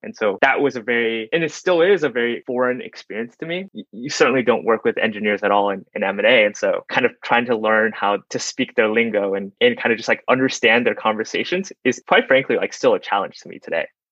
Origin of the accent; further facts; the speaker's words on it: Dallas, Texas, United States; I grew up in Dallas, Texas